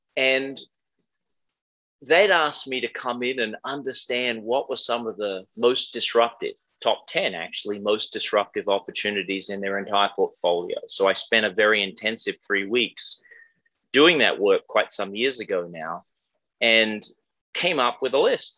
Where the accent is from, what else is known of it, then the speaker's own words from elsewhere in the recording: Australia; moved away as an adult; also born or lived in Iowa, United States; now in United States; I'm Australian originally.